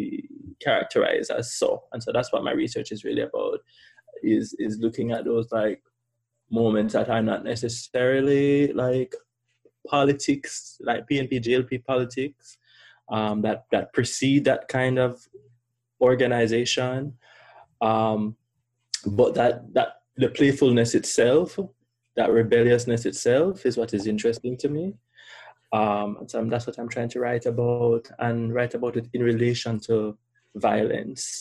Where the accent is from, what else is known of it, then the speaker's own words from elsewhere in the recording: Kingston, Jamaica; moved away as an adult; also born or lived in Pennsylvania; now in Miami, United States; I'm from Kingston, above you.